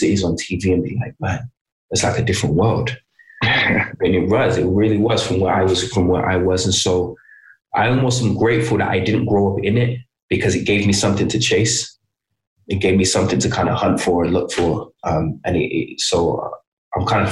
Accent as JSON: {"language": "English", "town": "Birmingham", "region": "West Midlands", "country": "United Kingdom", "tie": "born or raised there", "also_born_or_lived": "London", "moved": "yes", "said": "I'm from Birmingham"}